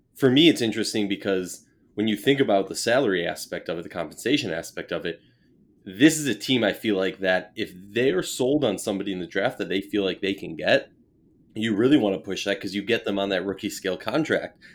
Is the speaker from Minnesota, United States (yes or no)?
yes; Minnesota, United States; my hometown Minnesota